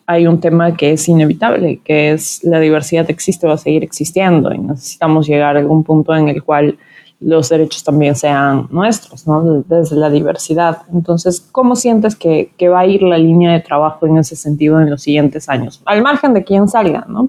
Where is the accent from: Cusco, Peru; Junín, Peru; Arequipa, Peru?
Cusco, Peru; yo soy de Cusco